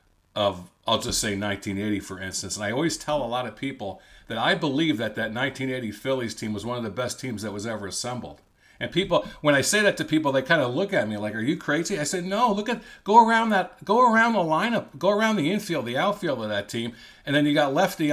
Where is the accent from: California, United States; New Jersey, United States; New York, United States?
New Jersey, United States; Cranford; So I grew up in a town called Cranford, New Jersey, which is sort of central, but it's a little northern New Jersey.